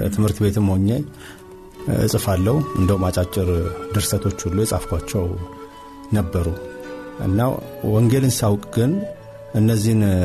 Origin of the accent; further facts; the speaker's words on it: Addis Ababa, Ethiopia; የተወለድኩት እዚሁ አዲስ አበባ አዲሱ ቄራ በሚባለው አካባቢ ነው ተወልጅ ያደግኩት